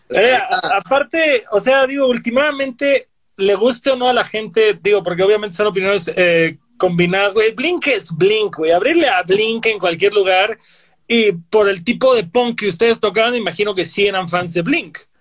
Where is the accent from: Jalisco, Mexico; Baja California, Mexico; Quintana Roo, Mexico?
Quintana Roo, Mexico; Cancún; yo que soy de Cancún